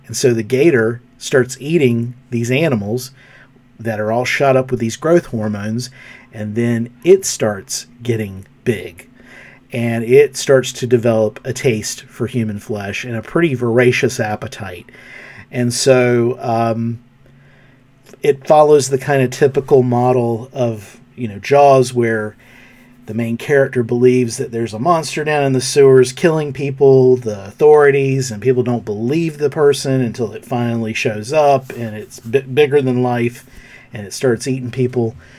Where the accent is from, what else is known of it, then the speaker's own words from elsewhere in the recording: North Carolina, United States; my home state of North Carolina